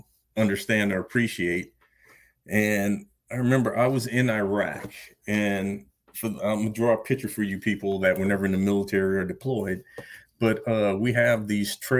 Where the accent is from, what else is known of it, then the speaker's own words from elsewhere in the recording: Louisiana, United States; moved away as an adult; also born or lived in New Orleans, Louisiana / Salt Lake City, Utah; I was born actually in New Orleans, Louisiana, and never lived there, but I lived about 45 minutes away.